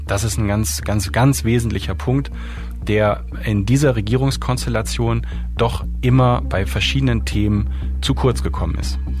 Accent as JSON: {"language": "German", "country": "Germany", "said": "als Deutsche"}